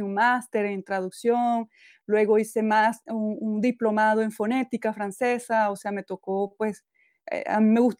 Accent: Venezuela; quedarme solo en mi pueblito, que, que aunque es muy bonito y muy tranquilo, pues yo cuando estaba más joven necesitaba moverme, necesitaba aprender cosas nuevas, eh, ver culturas nuevas, civilizaciones nuevas. Y bueno, me cambié a muchas ciudades en Venezuela.

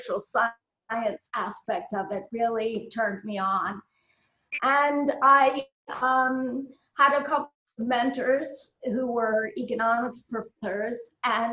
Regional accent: Baltimore, Maryland, United States; I'm born and raised in Baltimore, Maryland.

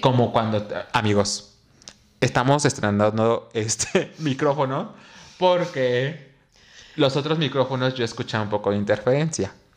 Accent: Mexico City, Mexico; en mi pueblo, o sea, en mi localidad, en Xochimilco

